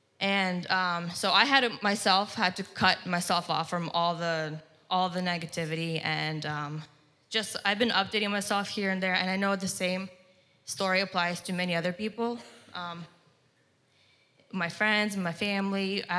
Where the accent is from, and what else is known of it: Lancaster, Pennsylvania, United States; born or raised there; also born or lived in Slavyansk, Donetsk, Ukraine